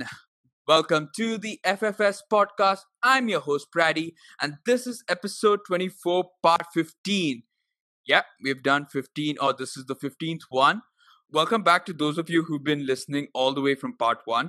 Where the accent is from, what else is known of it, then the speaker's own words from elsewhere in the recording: Bengaluru, Karnataka, India; I've also been born up there, but I can never say Bengaluru. I'm always Bangalore